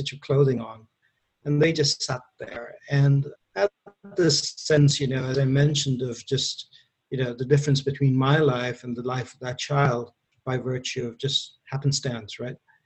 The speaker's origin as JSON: {"language": "English", "country": "India", "tie": "born or raised there", "also_born_or_lived": "Kuwait / Mumbai, India / Wyoming, United States", "moved": "as an adult", "lives_now": "United States", "said": "I was born in India. My family lived in the Middle East, so I grew up a little bit in Kuwait and used to go back and forth between India and Kuwait because I studied in India for the most part."}